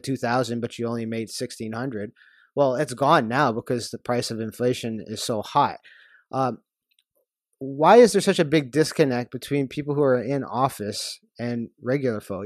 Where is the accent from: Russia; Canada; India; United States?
Canada; as a Canadian